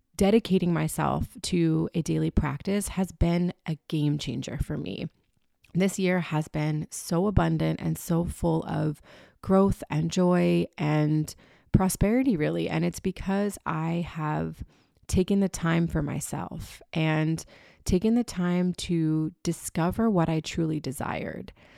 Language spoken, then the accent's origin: English; Florida, United States; moved away; also born or lived in New York City / Birmingham, Alabama; I was born in Florida